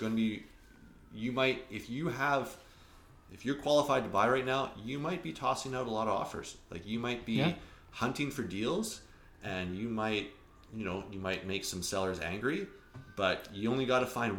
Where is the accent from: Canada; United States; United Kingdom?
Canada; Alberta; now in Kelowna, Canada; like I came from Alberta. I came here, I wanted to buy a house in the hills with a lake view.